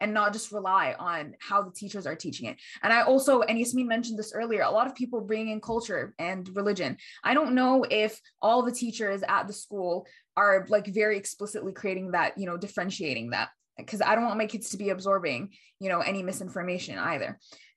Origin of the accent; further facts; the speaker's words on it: United States; I grew up in the States.